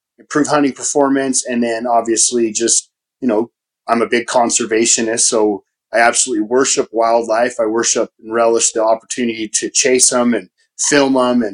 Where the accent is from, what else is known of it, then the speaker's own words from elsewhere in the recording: Utah, United States; growing up in Utah